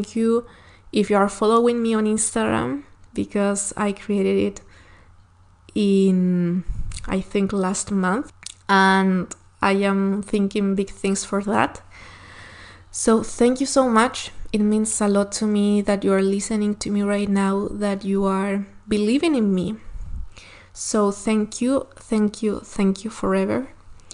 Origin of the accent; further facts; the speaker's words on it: Chile; first language Spanish; English is a second language; from Chile